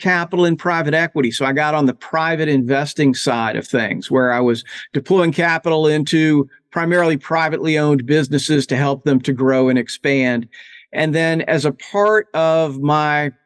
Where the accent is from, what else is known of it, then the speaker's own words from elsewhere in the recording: New Orleans, Louisiana, United States; moved away as an adult; I'm originally from New Orleans, Louisiana